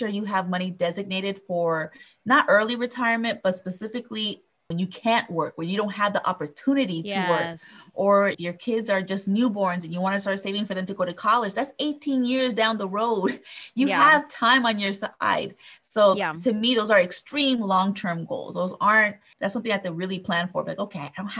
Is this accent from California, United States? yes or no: yes; Southern California, United States; I was born and raised here in Southern California